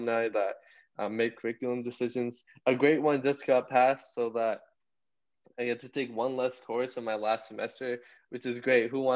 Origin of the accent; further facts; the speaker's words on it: Brampton, Ontario, Canada; growing up in Brampton, I went to Turner Fenton